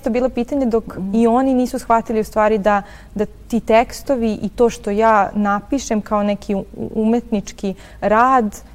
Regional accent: Stara Pazova, Vojvodina, Serbia; also born or lived in Novi Sad; ja rođena zapravo u Novom Sadu, ali sam odrasla u Staroj Pazovi.

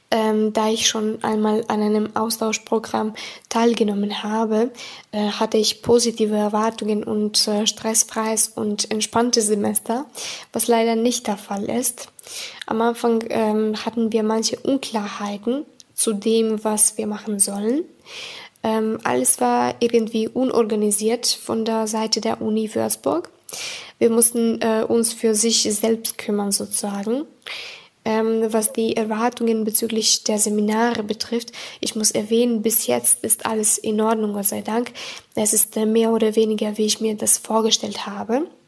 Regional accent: Serbia; German is a second language; Ich komme aus Serbien.

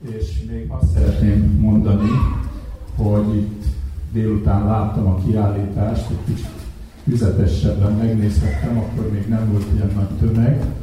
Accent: Vojvodina, Serbia; moved away as an adult; now in Hungary; Én Magyarországra költöztem

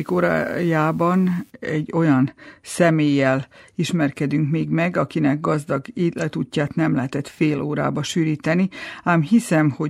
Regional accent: Apatin, Vojvodina, Serbia; now in Sombor, Serbia; Most Zomborban vagyunk, de a történet apatimban kezdődik. Igen, ott születtem

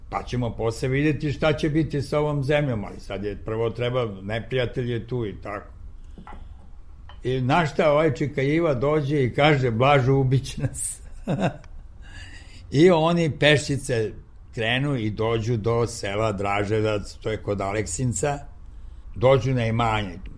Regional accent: Niš, Nišava District, Serbia; moved away; reklo bi se to je moj rodni grad

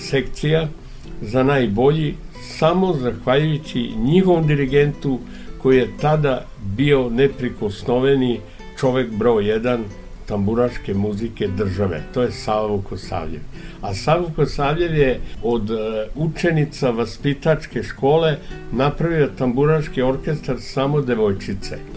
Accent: Ada, Vojvodina, Serbia; also born or lived in Novi Sad; Ja sam rođen u Adi

